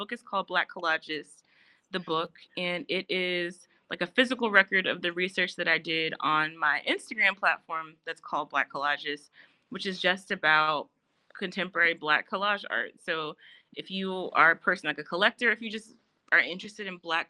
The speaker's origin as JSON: {"language": "English", "town": "Fort Worth", "region": "Texas", "country": "United States", "moved": "as an adult", "lives_now": "Baltimore, United States", "said": "I'm from Fort Worth, Texas. So it's about 30-45 minutes from Dallas"}